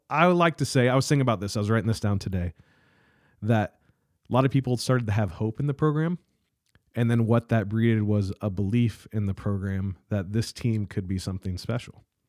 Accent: South Adams, Indiana, United States; moved away as an adult; I moved away from South Adams

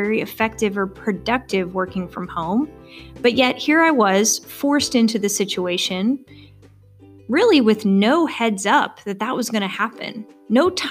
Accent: Arkansas, United States; also born or lived in Missouri / North Carolina / Wisconsin; now in Stillwater, United States; I'm originally from Arkansas

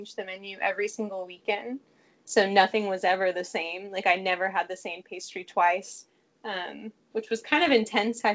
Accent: Fort Worth, Texas, United States; I'm from Fort Worth.

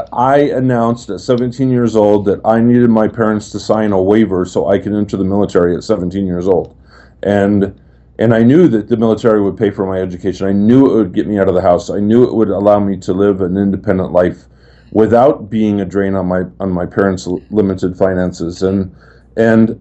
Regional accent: Oregon, United States; I was raised in Oregon and in some lumber towns where people just were just happy to have a job

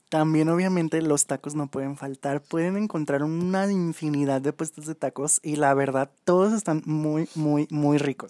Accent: León, Guanajuato, Mexico; nuestra bella ciudad de León, de donde somos nosotros

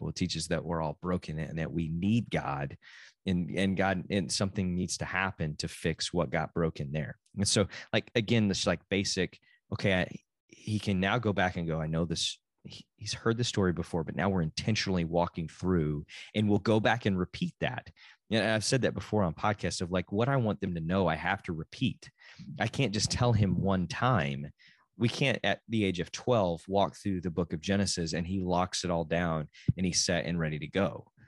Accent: Texas, United States; also born or lived in Oklahoma; I am a Texan

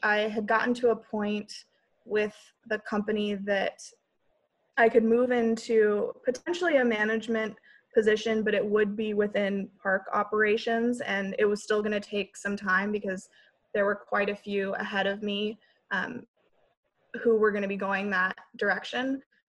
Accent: Honolulu, Hawaii, United States; moved away as an adult; he was excited that I was from Hawaii.

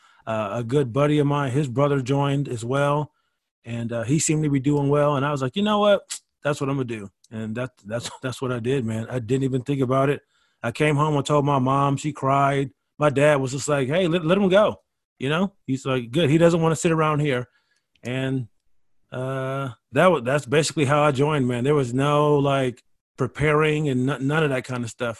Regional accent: Rochester, New York, United States; moved away as an adult; I'm from Rochester, New York. And, you know, I was just in high school.

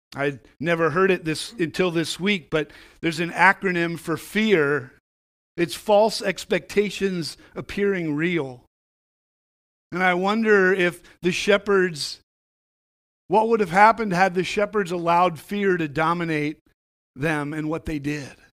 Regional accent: New England, United States; I grew up in New England

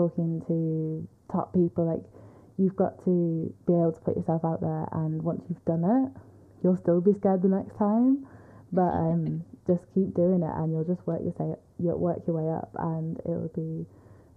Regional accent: Manchester, North West England, United Kingdom; I'm from Manchester

